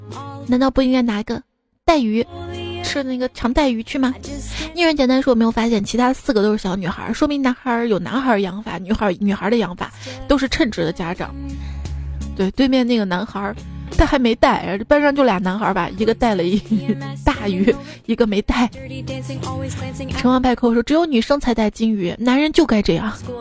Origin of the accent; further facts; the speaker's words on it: Chongqing, China; accent: Chongqing dialect; 让我们重庆话，猪肝、橘肝比较谐音。